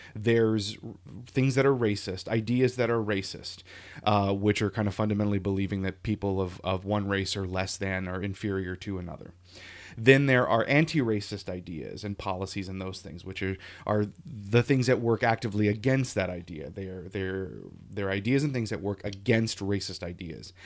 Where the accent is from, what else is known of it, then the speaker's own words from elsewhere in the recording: Lafayette, Louisiana, United States; now in New England, United States; I grew up in Louisiana